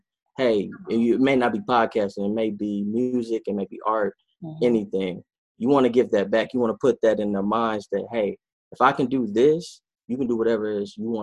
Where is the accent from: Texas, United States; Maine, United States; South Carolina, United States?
Texas, United States; Dallas; I'm all the way from South Oak Cliff